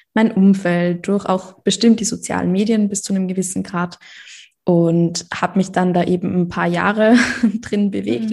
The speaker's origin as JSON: {"language": "German", "country": "Austria", "said": "ich komme aus Österreich"}